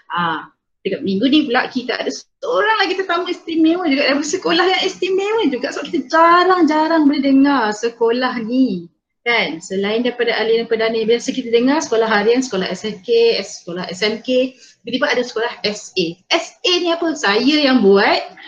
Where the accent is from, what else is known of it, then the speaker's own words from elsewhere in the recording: Peninsular Malaysia, Malaysia; accent: Peninsular Malay; saya cakap bahasa Melayu Semenanjung